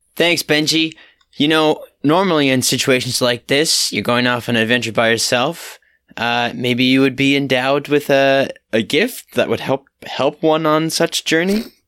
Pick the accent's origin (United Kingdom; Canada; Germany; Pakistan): Canada; Halifax, Nova Scotia; I am from Halifax